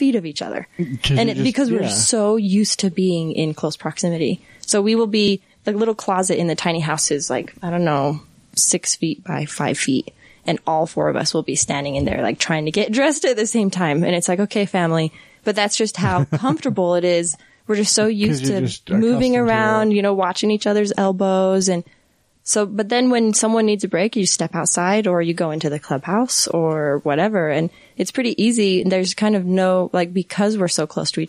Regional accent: Centerville, Utah, United States; also born or lived in Salt Lake City, Utah; I grew up here in Utah, just Centerville, out by Bountiful.

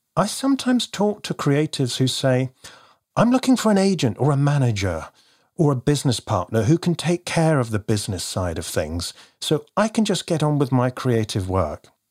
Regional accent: United Kingdom; also born or lived in near Bristol / London; You can probably tell from my accent, I hail from the U K

